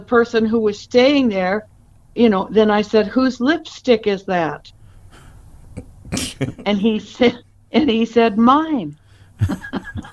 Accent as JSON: {"language": "English", "region": "Pacific Northwest", "country": "United States", "tie": "born or raised there", "also_born_or_lived": "Idaho / Bainbridge Island, Washington / Corvallis, Oregon / Portland, Oregon", "said": "I'm from the Northwest, Pacific Northwest."}